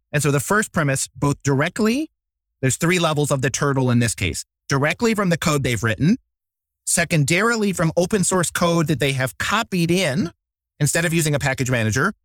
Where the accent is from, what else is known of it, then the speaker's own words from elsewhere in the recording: Poughkeepsie, New York, United States; now in Baltimore, United States; I grew up in Poughkeepsie, New York, a small town north of New York City